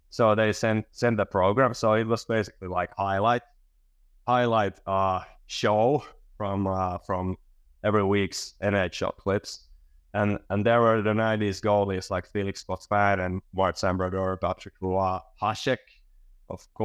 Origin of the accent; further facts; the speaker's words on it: Helsinki, Uusimaa, Finland; now in Espoo, Finland; I, I'm from Helsinki, Finland, or nowadays I live in Espoo, the suburbs here.